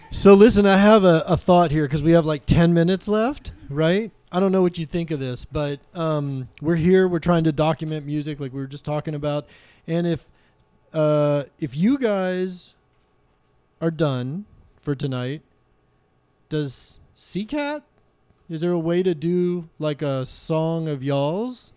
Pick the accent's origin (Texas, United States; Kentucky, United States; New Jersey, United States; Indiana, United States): Texas, United States; Austin; now in Anacortes, United States; Austin, Texas, which is my hometown